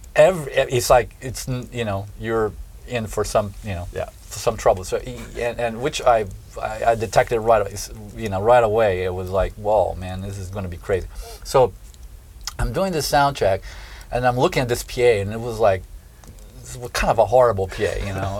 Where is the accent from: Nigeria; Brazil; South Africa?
Brazil; southern Brazil; born or raised there; moved away